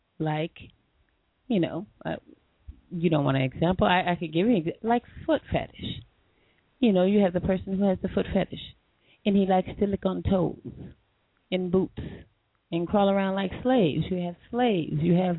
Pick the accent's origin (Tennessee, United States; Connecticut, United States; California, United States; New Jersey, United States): Connecticut, United States; Bridgeport; Well, I'm from Connecticut, Bridgeport, representing here.